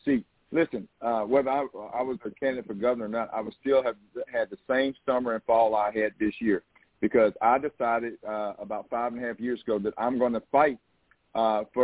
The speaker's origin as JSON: {"language": "English", "region": "Southeast Texas", "country": "United States", "tie": "born or raised there", "said": "I'm a Texan. I grew up hunting and fishing in Texas."}